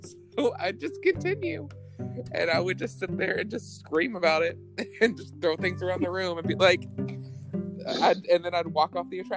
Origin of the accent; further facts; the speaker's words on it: Midwest, United States; I grew up in the Midwest.